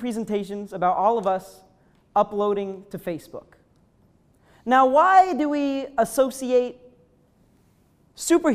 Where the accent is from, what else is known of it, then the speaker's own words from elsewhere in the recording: upstate New York, United States; I'm from upstate New York